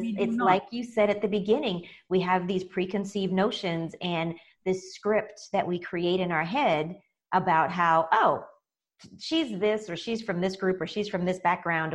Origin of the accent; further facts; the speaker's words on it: United States; I'm African American